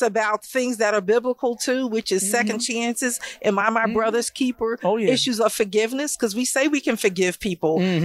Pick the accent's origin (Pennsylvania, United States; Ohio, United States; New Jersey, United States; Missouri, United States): Pennsylvania, United States; Philadelphia; I was born here in North Philadelphia